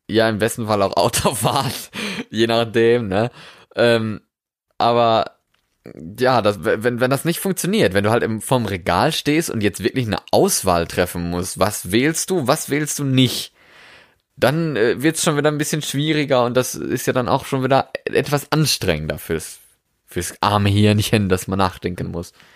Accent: Germany; moved away as an adult; also born or lived in Norway; Ich bin in Deutschland geboren, ja, und bin dann nach Deutschland wieder zurückgekommen an quasi meinen Geburtsort

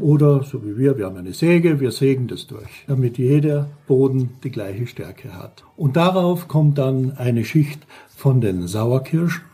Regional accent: St. Paul im Lavanttal, Carinthia, Austria; now in Black Forest, Germany; ich bin ein geborener Österreicher, komme aus Kärnten im Lavantal, St. Paul

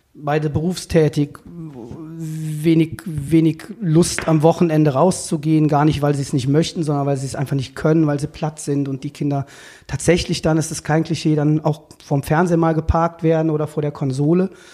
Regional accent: Cologne, North Rhine-Westphalia, Germany; Ich bin aus Köln-Buchforst, also ich bin in Buchforst groß geworden

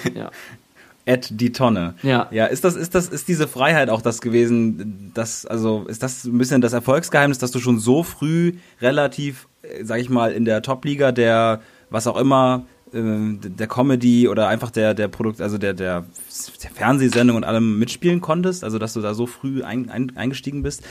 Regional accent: North Rhine-Westphalia, Germany; ich komme zum Beispiel aus NRW

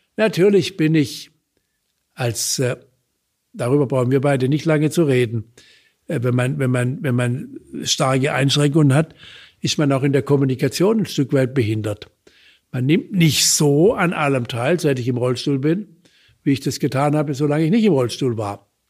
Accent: Baden-Württemberg, Germany; bei uns in Baden-Württemberg

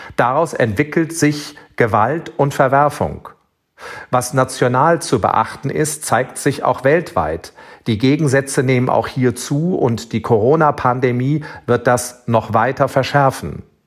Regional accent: Rhineland, Germany; als Rheinländer

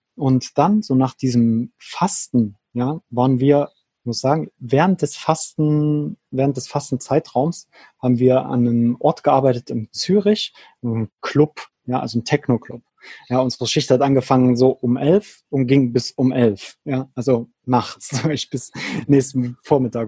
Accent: near Leipzig, Saxony, Germany; moved away as an adult; also born or lived in Berlin / Switzerland; meine alte Heimat in der Nähe von Leipzig

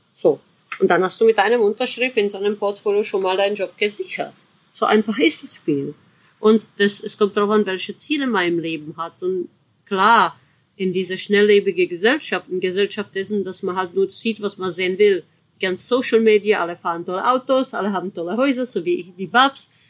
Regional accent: Chemnitz area, Saxony, Germany; so bei meiner Heimat, ne? so Chemnitzer Ecke

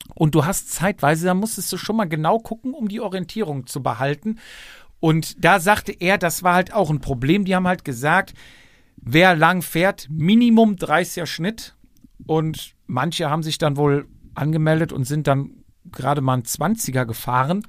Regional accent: West Germany, Germany; darf ich das sagen als Wessi

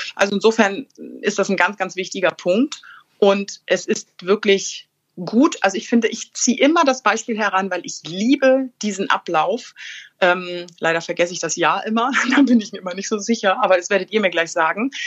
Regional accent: Bad Schwartau, Schleswig-Holstein, Germany; ich bin in Bad Schwartau groß geworden

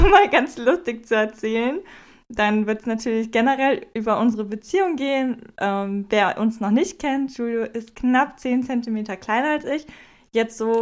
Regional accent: Wermelskirchen, North Rhine-Westphalia, Germany; moved away; ich komme ursprünglich aus Wermelskirchen, das ist ein kleines Kaff in der Nähe, also eine halbe Stunde entfernt von Köln.

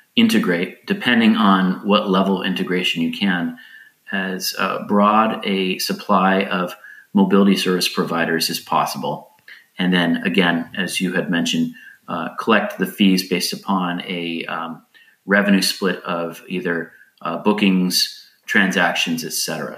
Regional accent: United States; now in Lisbon, Portugal; I live in Portugal now, even though I'm an American.

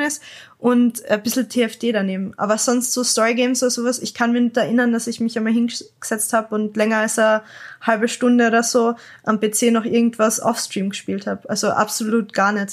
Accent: Klagenfurt, Carinthia, Austria; ich bin halt ähm, aus Österreich, Klagenfurt und bei uns hat's ganz ehrlich nicht so viele Leute geben in der Umgebung

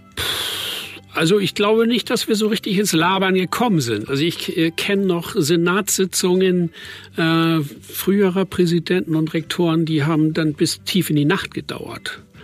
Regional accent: Fehmarn, Schleswig-Holstein, Germany; Beide kommen wir aus Ostholstein, ich von Fehmarn, er von, aus Oldenburg

